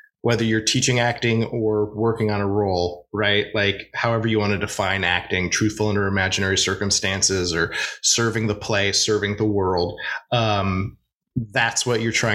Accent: Oregon, United States; moved away as an adult; also born or lived in New York; now in Los Angeles, United States; I'm from Oregon originally

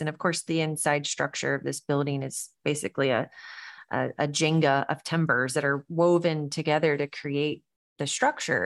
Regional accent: the South, United States; growing up in the South, I think that sense of hospitality was always ingrained in, in our upbringing, our culture

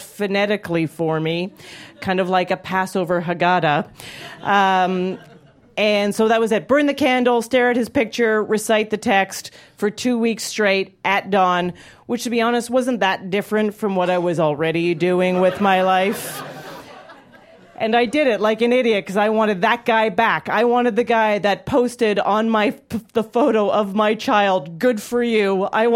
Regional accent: Calgary, Alberta, Canada; moved away; I grew up in Calgary, Alberta, Canada. I go home for Christmas and Hanukkah and often

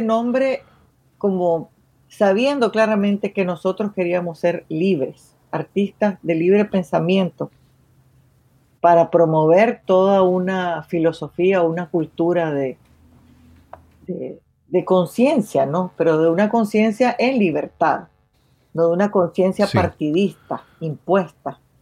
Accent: Managua, Nicaragua; moved away as an adult; now in Norway; como nicaragüense

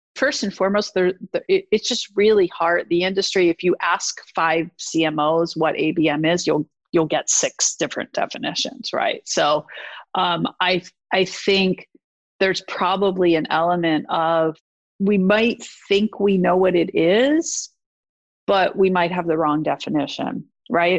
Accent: East Coast, United States; I am from the East Coast

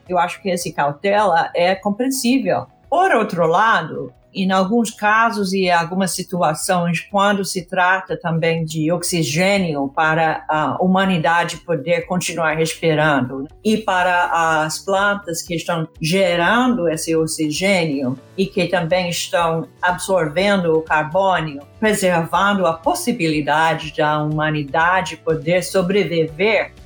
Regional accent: California, United States; Portuguese is a second language; moved away; Eu fiz para um programa de educação em Califórnia, que é a minha terra

